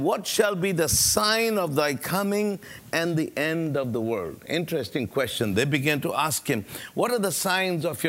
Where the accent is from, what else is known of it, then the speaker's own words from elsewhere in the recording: United States; I'm an American